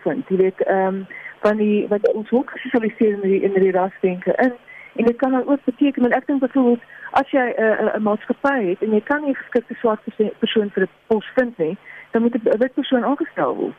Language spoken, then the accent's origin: Afrikaans; South Africa; ons as Suid-Afrikaners ons kom uit hierdie geskiedenis uit